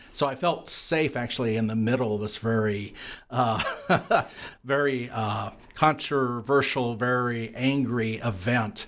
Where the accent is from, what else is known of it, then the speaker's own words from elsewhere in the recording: Lewiston, Idaho, United States; moved away; my hometown of Lewiston, Idaho